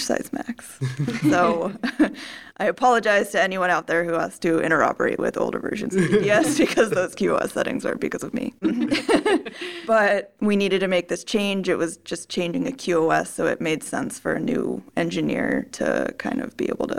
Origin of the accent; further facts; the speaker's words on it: Maryland, United States; moved away as an adult; also born or lived in Tennessee; now in California, United States; I'm from the East Coast. I'm from Maryland.